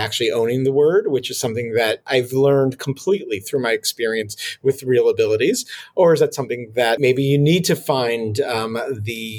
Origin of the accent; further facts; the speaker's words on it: Israel; now in New York, United States; I was born in New York, then grew up in Israel, and have been back in New York for over 20 years.